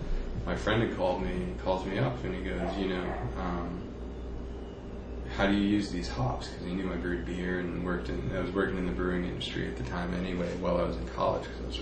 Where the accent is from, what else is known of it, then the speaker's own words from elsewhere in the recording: New Hampshire, United States; I'm from New Hampshire, and my town had, like, 2,000 people in it.